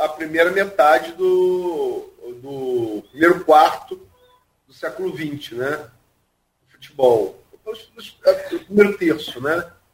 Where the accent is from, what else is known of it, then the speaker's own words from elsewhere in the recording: Brazil; sou brasileiro